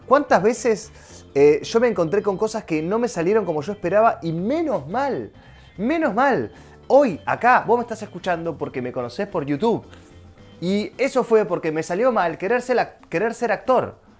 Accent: Rosario, Santa Fe, Argentina; moved away as an adult; now in Buenos Aires, Argentina; Cuando yo terminé la secundaria, quería venirme a vivir a Buenos Aires, yo soy de Rosario

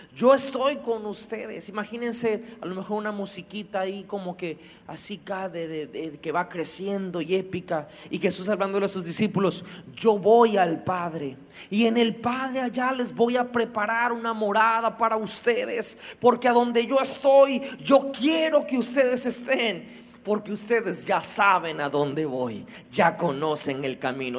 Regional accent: Mexico; como mexicanos

